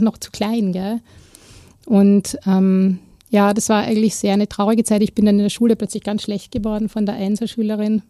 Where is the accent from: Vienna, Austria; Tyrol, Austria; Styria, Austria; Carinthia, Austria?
Vienna, Austria; also born or lived in Klosterneuburg; ich bin ja in Wien aufgewachsen, im Rande, im Randbezirk, im 19. Bezirk